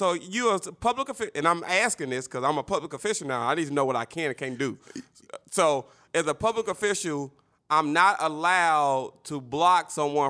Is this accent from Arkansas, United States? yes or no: yes; Little Rock, Arkansas, United States; I'm from Southwest